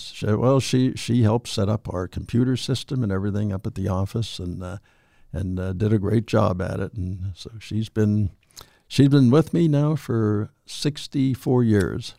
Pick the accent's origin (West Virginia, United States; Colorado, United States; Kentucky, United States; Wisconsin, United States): West Virginia, United States; Weirton; also born or lived in Steubenville, Ohio; I'm from Weirton, just across the river.